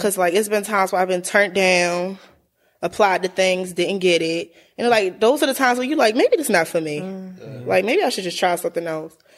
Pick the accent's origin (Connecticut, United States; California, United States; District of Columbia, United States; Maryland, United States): Maryland, United States; Baltimore; born or raised there; also born or lived in Harford County, Maryland